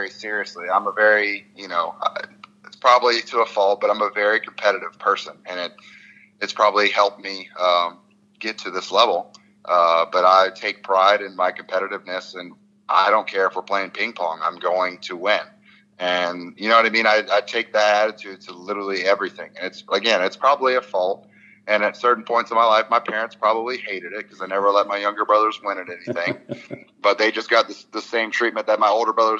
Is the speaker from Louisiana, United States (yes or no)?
yes; Louisiana, United States; I'm from Louisiana